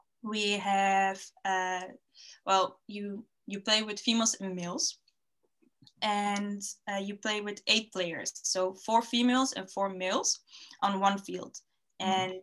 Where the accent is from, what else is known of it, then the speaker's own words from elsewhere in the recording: Netherlands; I was born and raised in the Netherlands